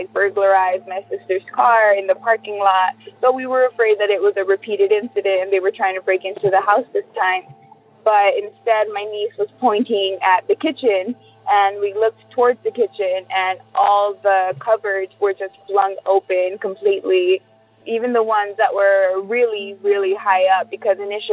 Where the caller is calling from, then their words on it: Whittier, California, United States; also born or lived in Culver City, California; I'm calling from Whittier, California